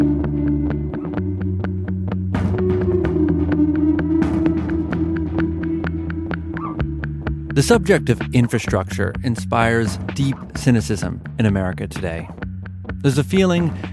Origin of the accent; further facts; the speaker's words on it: Massachusetts, United States; when I was growing up in Massachusetts in the 1990s